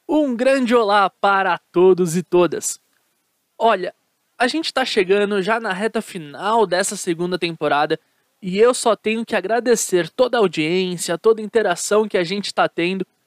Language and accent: Portuguese; São Paulo, Brazil; eu sou aqui de São Paulo